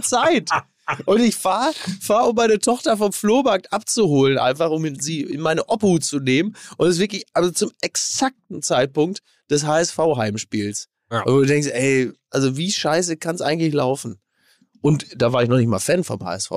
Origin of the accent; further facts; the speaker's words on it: Castrop-Rauxel, North Rhine-Westphalia, Germany; in meiner Heimat